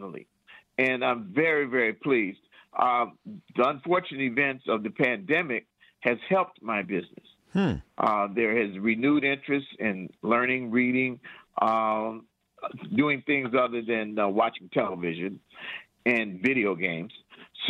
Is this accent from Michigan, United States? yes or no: yes; Detroit, Michigan, United States; also born or lived in Lansing, Michigan; I'm from Detroit